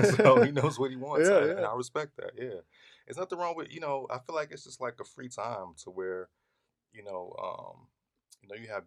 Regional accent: Chicago, Illinois, United States; I'm from the Chi. I'm from Chicago

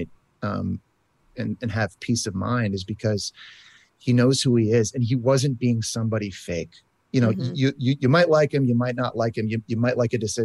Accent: Canada; I'm Canadian.

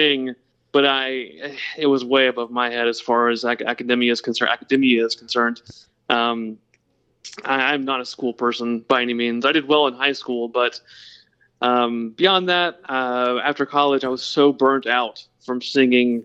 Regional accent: Lawrenceville, Georgia, United States; Oh, I grew up in a very small town called Lawrenceville, Georgia.

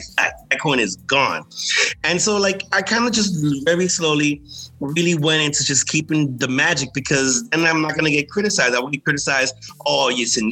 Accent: New York City, New York, United States; also born or lived in Dominican Republic; So I grew up in Manhattan.

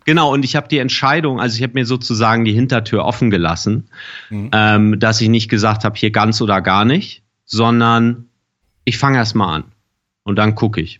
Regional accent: Germany; bei uns in Deutschland

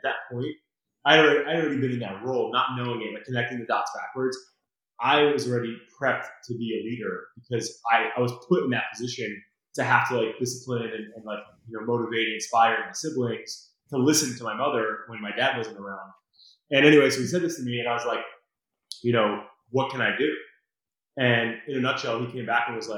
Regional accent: Brick, New Jersey, United States; I grew up in Brick down the shore here

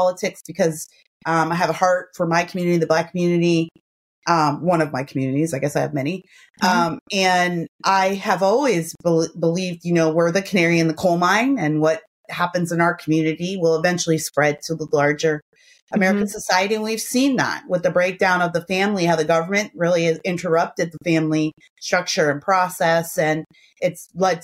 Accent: Canada; now in California, United States; I'm Canadian

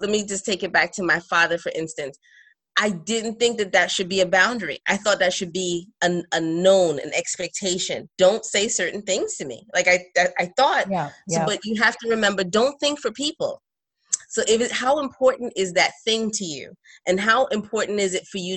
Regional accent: New York City, New York, United States; moved away as an adult; also born or lived in Trinidad and Tobago; now in North Carolina, United States; although I'm Trinidadian, I grew up in Brooklyn.

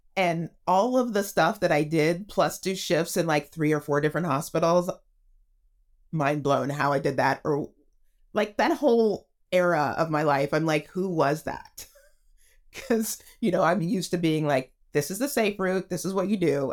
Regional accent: Texas, United States; moved away as an adult; now in Los Angeles, United States; I grew up in Texas

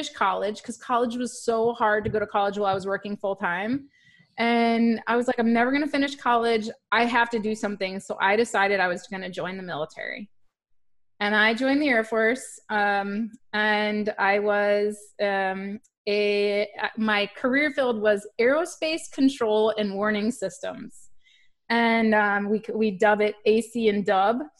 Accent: Fox Cities, Wisconsin, United States; also born or lived in Green Bay, Wisconsin / Seymour, Wisconsin; I was born in Wisconsin in a little farm town in Green Bay, actually, is where the hospital I was born at. But my family lived on a farm in Seymour

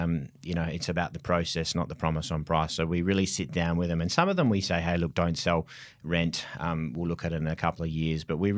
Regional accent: Mount Lawley, Western Australia, Australia; I was brought up in Mount Lawley, so totally different area.

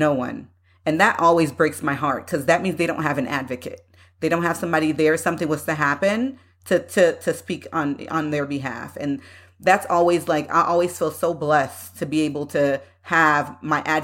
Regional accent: United States; I myself growing up in the United States

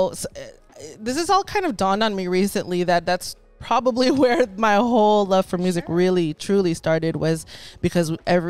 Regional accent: Santa Clarita, California, United States; born or raised there; also born or lived in Los Angeles, California

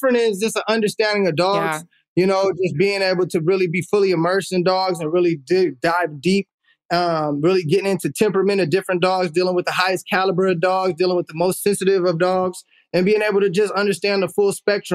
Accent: Oakland, California, United States; we grew up in Oakland when it was like the 90s

